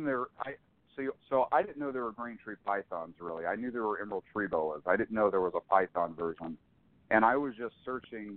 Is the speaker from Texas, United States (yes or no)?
no; Jacksonville, Florida, United States; moved away as an adult; now in Northern California, United States; I'm a Florida native. I grew up in Jacksonville, Florida. I currently live in Northern California.